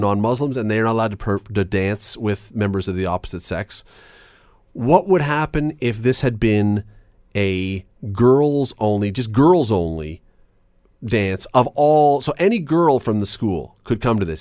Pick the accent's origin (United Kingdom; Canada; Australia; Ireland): Canada; Toronto, Ontario; moved away as an adult; now in Hamilton, Canada; I grew up in Toronto. I moved here as a young adult